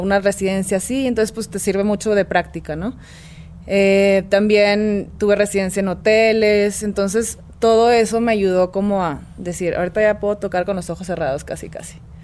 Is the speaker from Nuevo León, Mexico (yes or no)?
yes; Monterrey, Nuevo León, Mexico; also born or lived in Mexico City; Yo vengo de Monterrey.